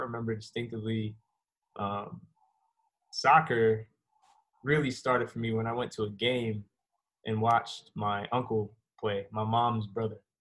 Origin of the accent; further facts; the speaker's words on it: New York City, New York, United States; moved away; also born or lived in Virginia / Jamaica (ancestry); I was uh, born in Queens, New York, and uh, my family from uh, Jamaican descent